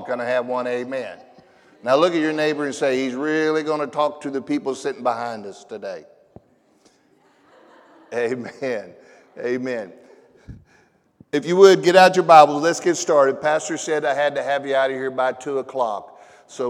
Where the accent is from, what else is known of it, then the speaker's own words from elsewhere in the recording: Tulsa, Oklahoma, United States; I am from Tulsa, Oklahoma